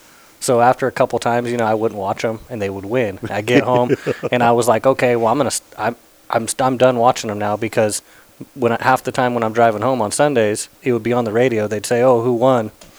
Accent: Sacramento, California, United States; I grew up in Sacramento

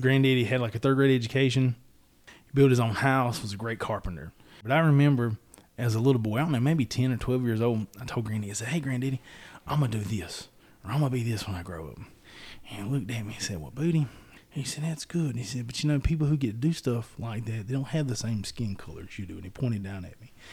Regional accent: Robeson County, North Carolina, United States; I enjoyed growing up in Robeson County

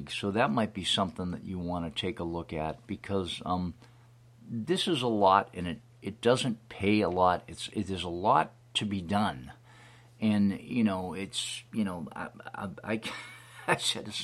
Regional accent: Hanson, Massachusetts, United States; from Hanson, Massachusetts.

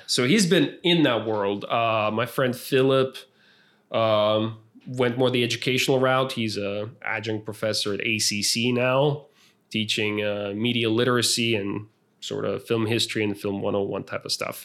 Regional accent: San Marcos, Texas, United States; moved away as an adult; also born or lived in San Antonio; not only is this my hometown

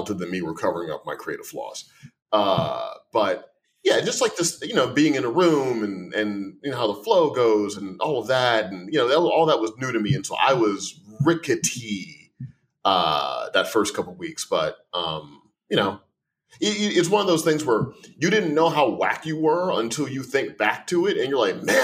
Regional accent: Missouri, United States; I grew up in Missouri

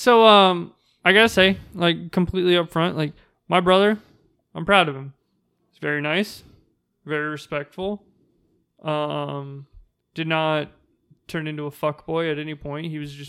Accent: United States; You know, I'm a girl from Washington.

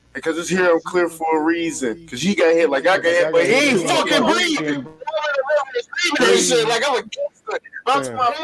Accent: Cincinnati, Ohio, United States; Andrew, I'm not from the hood. I'm from College Hill.

